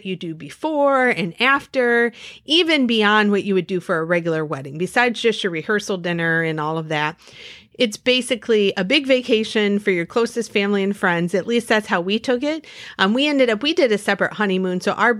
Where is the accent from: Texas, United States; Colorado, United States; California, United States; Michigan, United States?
Michigan, United States; we are from Michigan